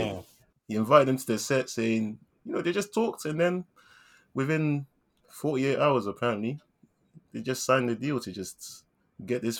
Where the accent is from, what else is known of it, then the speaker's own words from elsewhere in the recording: London, United Kingdom; because we're from South London, man.